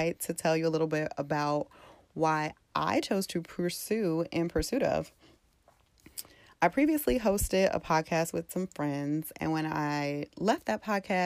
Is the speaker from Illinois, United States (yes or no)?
no; St. Louis, Missouri, United States; moved away as an adult; now in Dallas, United States; I am from St. Louis. I've been in Dallas for about 2.5 years now